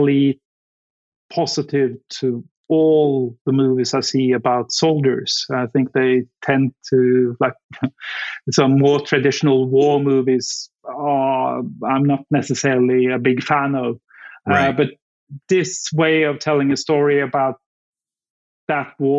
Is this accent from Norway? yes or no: yes; Norway; moved away as an adult; also born or lived in Afghanistan; I'm from Norway, which is obviously very close to Denmark.